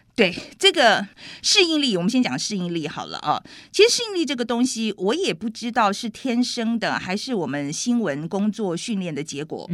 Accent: Taiwan; moved away as an adult; also born or lived in New York, United States / Santa Fe, United States; 我是台湾人啊对，对。对，我是亚洲长大的台湾嗯人，然后我在美国是生活了很久，我们认识的时候，我其实已经在美国生活十几年了

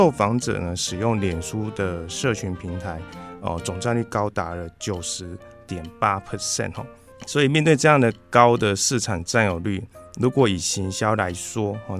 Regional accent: Chiayi, Taiwan; 呃，我来自嘉义。哦，那嘉义大家最听到最有名应该就是鸡肉饭嘛，所以应该很有印象。

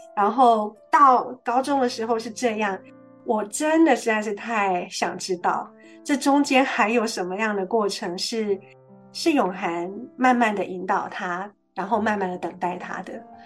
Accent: Taiwan; 我们这种在台湾长大的孩子

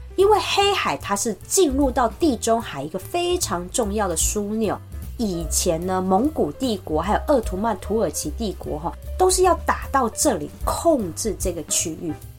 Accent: Taipei, Taiwan; moved away as an adult; now in Sanchong, Taiwan; 像我这种土生土长的台北人，道地的上班族小孩

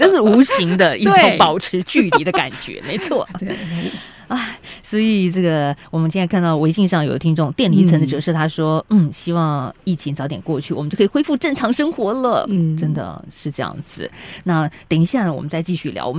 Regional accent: Taiwan; 在台湾我们倒不用

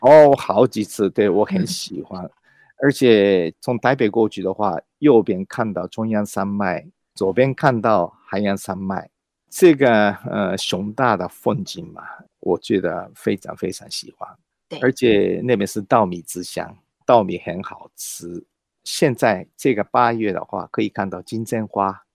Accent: Japan; first language Japanese; Chinese is a second language; moved away as an adult; also born or lived in Beijing / Australia; now in Taiwan; 日文来讲，呃，我的，用嗯哼。我的母语来讲

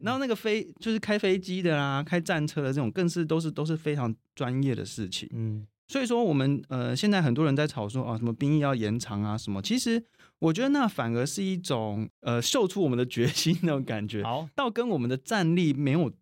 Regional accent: Taiwan; 我们台湾人

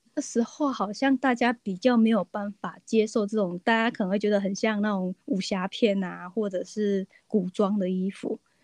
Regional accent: Taiwan; 我们就是活在台湾，然后受到很多台湾在地文化的影响

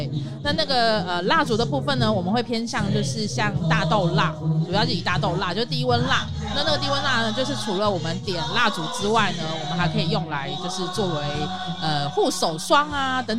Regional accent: Taipei, Taiwan; now in Taoyuan, Taiwan; 台北，呃，我原本住在大安区。

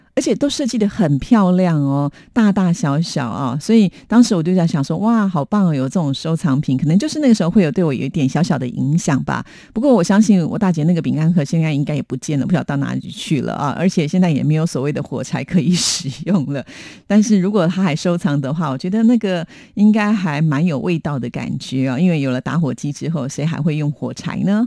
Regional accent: Taiwan; 我们台湾人的习惯就是在过年的时候一定要吃

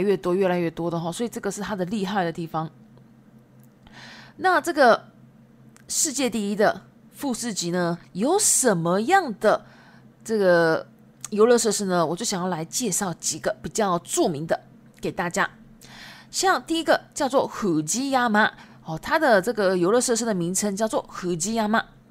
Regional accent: Shizuoka, Japan; Chinese is a second language; 那我的故乡呢，也在静冈县。

